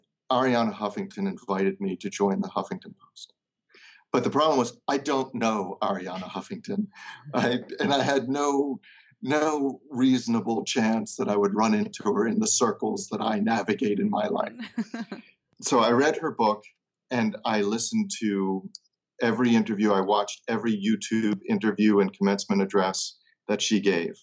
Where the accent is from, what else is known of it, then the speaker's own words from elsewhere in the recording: Baltimore, Maryland, United States; my hometown of Baltimore